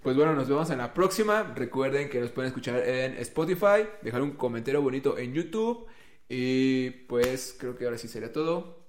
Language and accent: Spanish; Mexico; por ser mexa y prieto